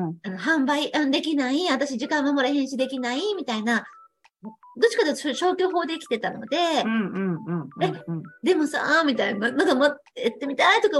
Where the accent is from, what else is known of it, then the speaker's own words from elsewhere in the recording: Shiga, Japan; そしたらね、その手帳が私の出身地と同じだったんですよ。